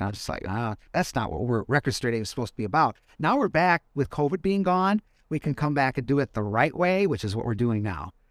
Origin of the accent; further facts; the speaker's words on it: Madison, Wisconsin, United States; moved away as an adult; now in Fort Wayne, United States; I am from Madison, Wisconsin